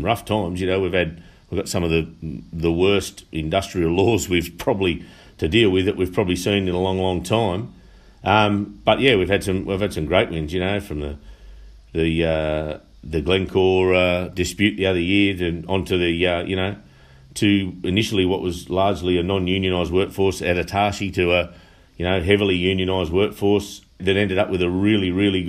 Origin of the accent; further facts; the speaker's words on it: Denman, New South Wales, Australia; now in Muswellbrook, Australia; I born and bred in Denman. I married a local Muswellbrook girl, and I've raised my family now in Muswellbrook on a small farm just out of Muswellbrook.